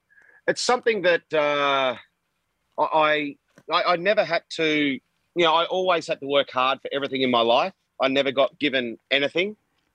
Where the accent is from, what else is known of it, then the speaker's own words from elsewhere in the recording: Australia; And the success I had as an Australian player and as an individual as well.